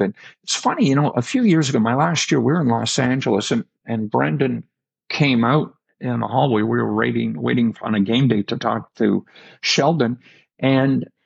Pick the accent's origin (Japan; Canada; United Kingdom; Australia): Canada; Noranda, Quebec; moved away; when I was a kid living in Noranda, Quebec